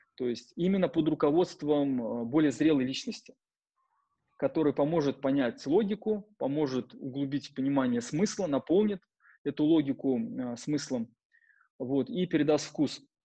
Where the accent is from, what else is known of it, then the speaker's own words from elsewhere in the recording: Penza, Penza Oblast, Russia; moved away as an adult; also born or lived in Moscow; в городе Пенза, в моем родном городе